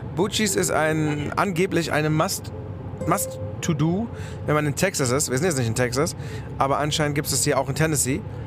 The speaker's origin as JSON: {"language": "German", "country": "Germany", "said": "dann haben wir Germany gesagt"}